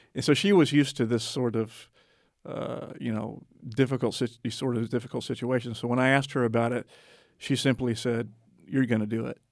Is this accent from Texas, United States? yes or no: yes; Texas, United States; I grew up actually in Texas, and I always say my home is I thirty-five corridor